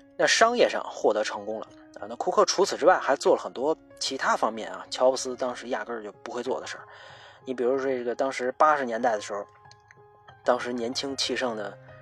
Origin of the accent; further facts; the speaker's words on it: China; 咱作为一个中国人